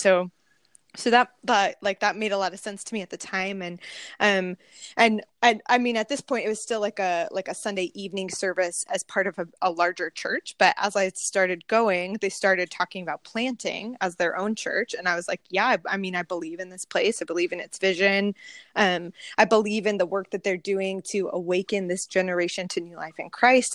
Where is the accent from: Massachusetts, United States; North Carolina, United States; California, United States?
California, United States; Pismo Beach; I'm born and raised in California. Uh, grew up on a in a small town on the central coast. It's called Pismo Beach.